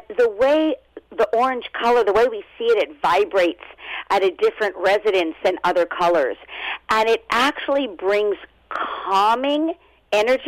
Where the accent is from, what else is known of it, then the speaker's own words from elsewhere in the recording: Los Angeles, California, United States; also born or lived in Brooklyn, New York; now in New York, United States; originally, I'm from Los Angeles, born and raised, but I was transplanted to New York.